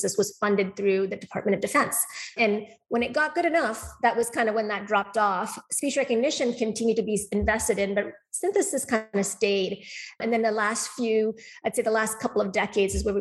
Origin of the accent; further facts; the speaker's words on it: Calgary, Alberta, Canada; moved away as an adult; now in Boston, United States; I actually grew up most of my life in Calgary and did my schooling in Canada